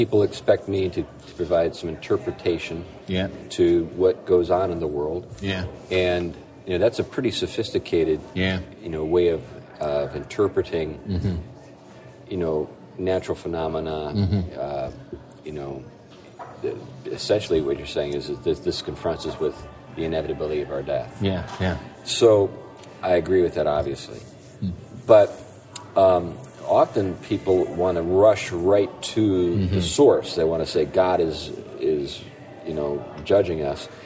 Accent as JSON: {"language": "English", "region": "New England", "country": "United States", "said": "I'm an outsider. I'm from New England"}